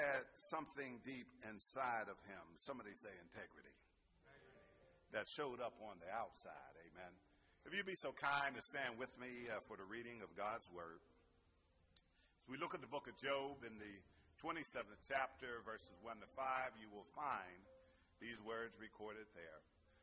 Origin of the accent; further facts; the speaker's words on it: Pittsburgh, Pennsylvania, United States; I'm from Pittsburgh. Some of that Berg might come out in me.